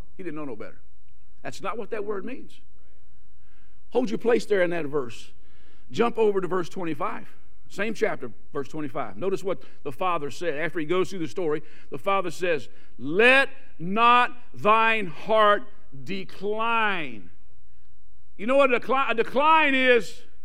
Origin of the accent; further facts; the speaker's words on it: South Louisiana, United States; moved away; If I talk funny, I'm from South Louisiana